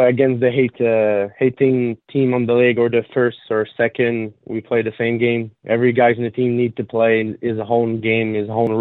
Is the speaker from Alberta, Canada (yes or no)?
no; Salaberry-de-Valleyfield, Quebec, Canada; also born or lived in Baie-Comeau; I came from Valleyfield. It's a small town in Quebec, Quebec City. I was born there. I grew up there since I was young